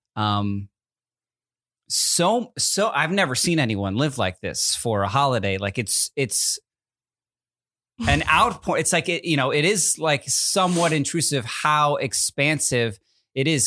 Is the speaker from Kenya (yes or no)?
no; New Jersey, United States; also born or lived in Connecticut; now in California, United States; Growing up in New Jersey and Connecticut